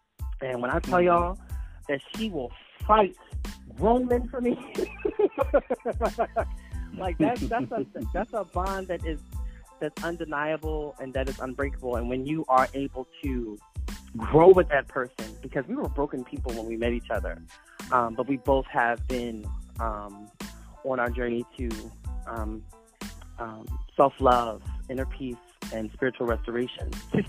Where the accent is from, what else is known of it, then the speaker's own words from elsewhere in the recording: Philadelphia, Pennsylvania, United States; although I'm from Philadelphia, a lot of times I didn't grow up within the inner city.